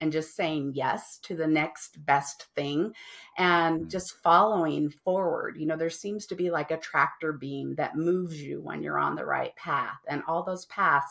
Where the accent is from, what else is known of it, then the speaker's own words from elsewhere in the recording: Las Vegas, Nevada, United States; moved away as an adult; also born or lived in San Francisco Bay Area; I didn't have a family because I was from Las Vegas.